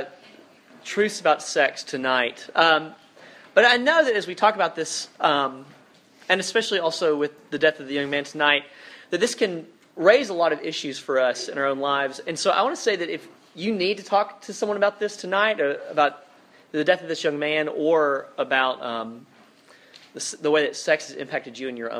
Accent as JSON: {"language": "English", "town": "Dothan", "region": "Alabama", "country": "United States", "tie": "born or raised there", "said": "I'm from a small town in South Alabama, a place called Dothan"}